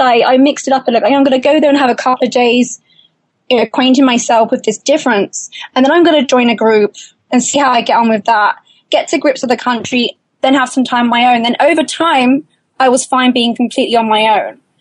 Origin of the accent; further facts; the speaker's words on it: United Kingdom; I'm British